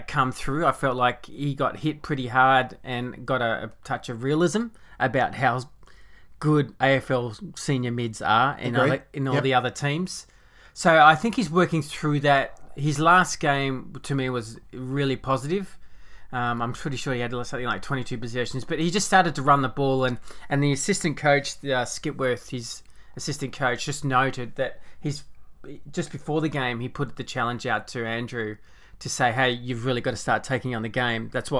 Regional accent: Canada; I'm Canadian. Yeah, with my Canadian.

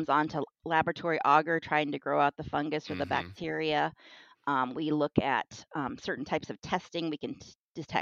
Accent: Kitsap Peninsula, Washington, United States; I'm from Washington State. I grew up in the Kitsap Peninsula in a wooded area.

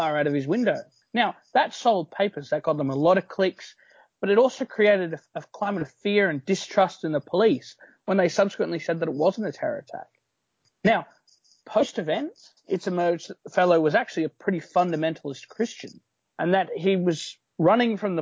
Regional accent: Australia; in Australia, as an Australian

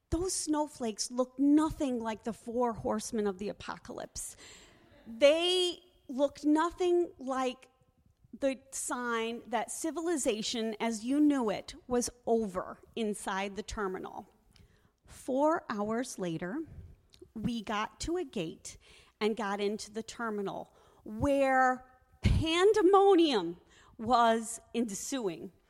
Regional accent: Connecticut, United States; moved away as an adult; now in Wisconsin, United States; Now, when I got married, I moved to Wisconsin from Connecticut with my husband. And we used to go home for Christmas every Christmas, every Thanksgiving.

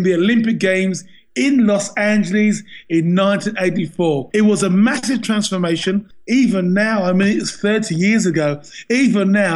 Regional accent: England, United Kingdom; I was born and bred in England

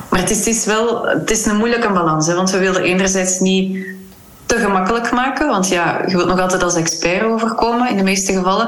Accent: Kortenberg, Flanders, Belgium; now in Huldenberg, Belgium; ik ben in Kortenberg opgegroeid en dan ben in Huldenberg komen wonen.

